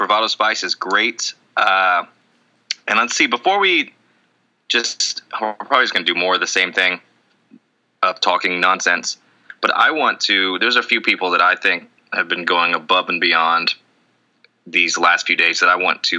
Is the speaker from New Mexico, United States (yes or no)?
no; Tennessee, United States; I'm from Tennessee.